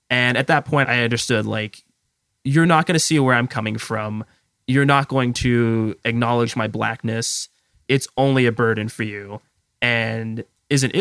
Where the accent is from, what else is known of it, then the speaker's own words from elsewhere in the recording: Lakewood, Washington, United States; now in Tacoma, United States; I grew up in Lakewood, Washington, which is right outside of Tacoma